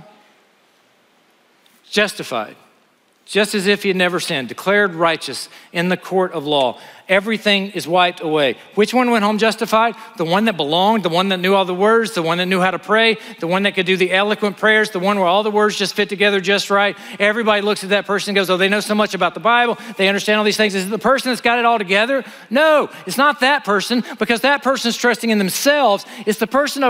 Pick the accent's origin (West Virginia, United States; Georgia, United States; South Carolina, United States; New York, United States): South Carolina, United States; Honea Path; moved away; I grew up in Honeyapath, South Carolina